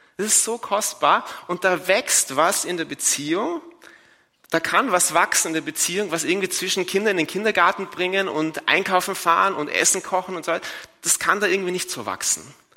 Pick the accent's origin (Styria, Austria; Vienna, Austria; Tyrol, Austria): Vienna, Austria; in Wien, wo ich herkomme